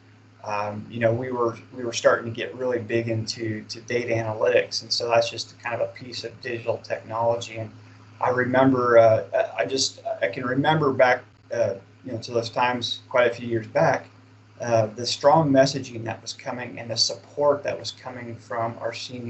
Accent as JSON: {"language": "English", "region": "Kansas", "country": "United States", "tie": "born or raised there", "said": "I'm originally from Kansas"}